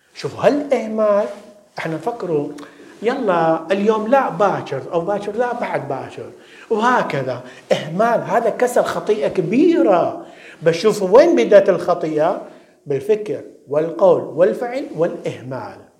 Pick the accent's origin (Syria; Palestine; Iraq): Iraq; now in London, United Kingdom; في بلادنا الشرقية بالعراق